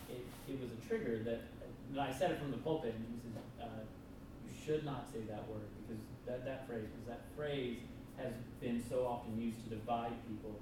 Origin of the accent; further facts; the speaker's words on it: Alabama, United States; I'm from Alabama